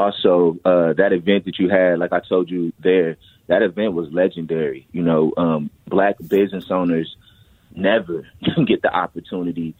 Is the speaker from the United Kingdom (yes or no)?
no; Minneapolis, Minnesota, United States; I'm from North Minneapolis